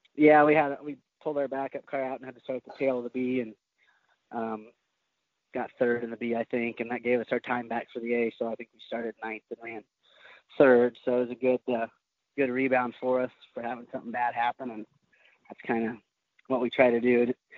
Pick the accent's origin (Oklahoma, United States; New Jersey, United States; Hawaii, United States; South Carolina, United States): Oklahoma, United States; I was from Oklahoma.